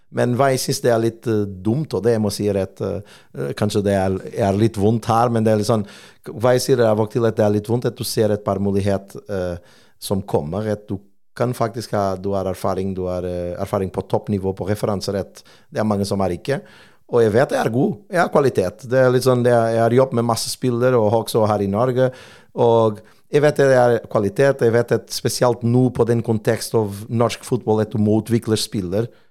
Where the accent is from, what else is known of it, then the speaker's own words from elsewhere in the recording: Portugal; Norwegian is a second language; now in Stavanger, Norway; jeg er portugiser